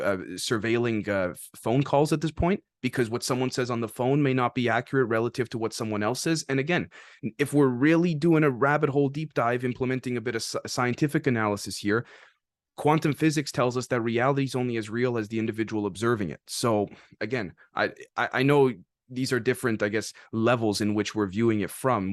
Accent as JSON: {"language": "English", "country": "Canada", "said": "as a Canadian"}